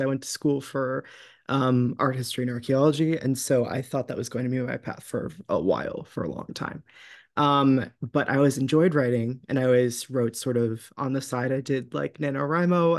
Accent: New England, United States; growing up in New England and in sort of, uh, the area of the country where I'm from

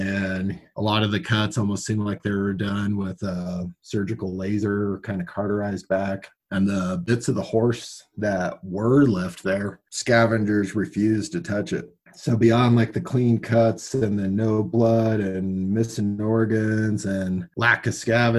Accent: San Luis Valley, Colorado, United States; also born or lived in Texas; I'm fifth generation from the Valley, raising the sixth generation

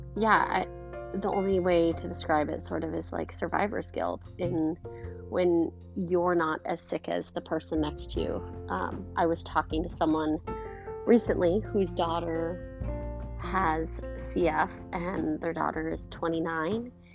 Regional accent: Montana, United States; moved away; I'm from Montana originally

